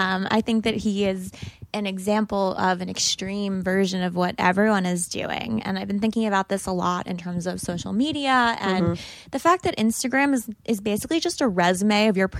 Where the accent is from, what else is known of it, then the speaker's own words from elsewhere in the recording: New York City, New York, United States; I mean, we grew up on the Upper East Side. We were going to the Hamptons every weekend.